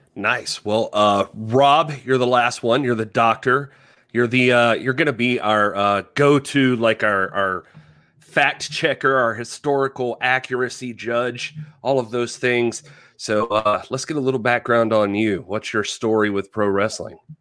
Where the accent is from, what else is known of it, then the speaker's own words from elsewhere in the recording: South Georgia, United States; I grew up in South Georgia